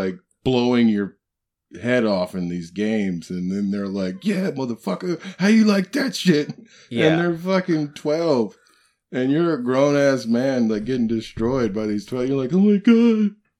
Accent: Illinois, United States; Like, I'm from Illinois.

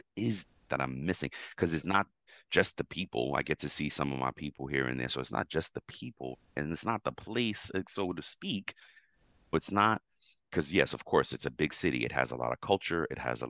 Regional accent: New York, United States; moved away as an adult; I'm a New Yorker living out of New York now. Been out of New York, I don't know, about 7.5 years now.

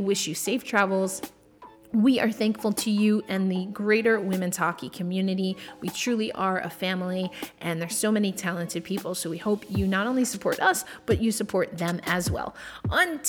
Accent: New York, United States; I'm from New York

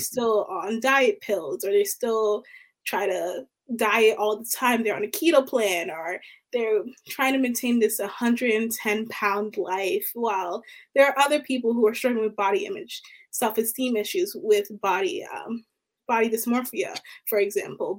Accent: Baltimore, Maryland, United States; I'm from Baltimore, Maryland

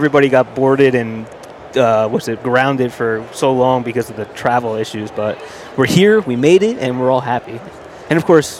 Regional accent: New Jersey, United States; now in Colorado, United States; everyone knows I'm from New Jersey.

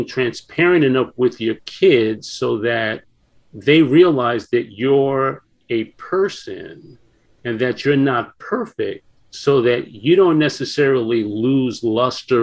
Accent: New York City, New York, United States; moved away; I grew up in New York in the Bronx

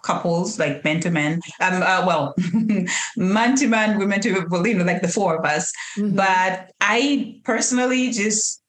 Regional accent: Kenya; moved away as an adult; now in United States; We are not born and raised in the U.S. We are Kenyans. We grew up raised in Kenya

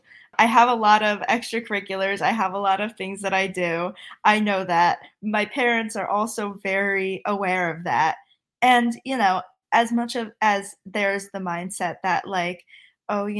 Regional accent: Connecticut, United States; I'm from Connecticut. I'm a current senior in high school.

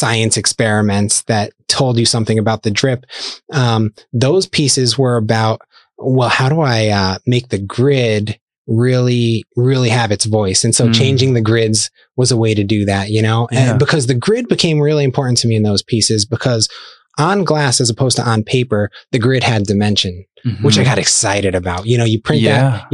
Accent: Scranton, Pennsylvania, United States; moved away as an adult; also born or lived in Ohio; now in Lehigh Valley, United States; I grew up in the Scranton area

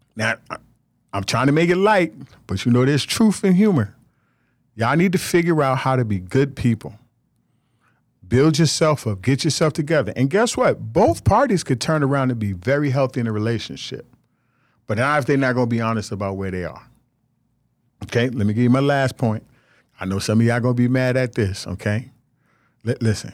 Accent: Nigeria; I'm Nigerian.

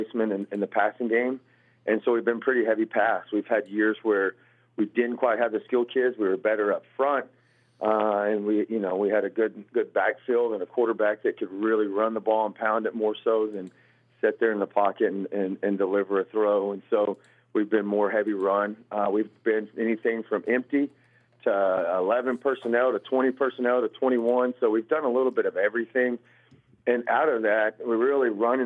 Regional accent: Muleshoe, Texas, United States; now in Holliday, United States; I was born and raised in Muleshoe

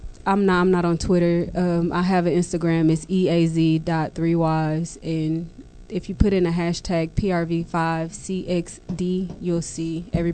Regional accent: Dallas, Texas, United States; West Dallas. That's crazy. Arlington Park, actually.

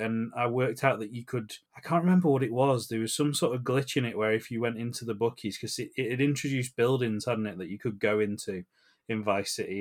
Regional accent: England, United Kingdom; we're from England

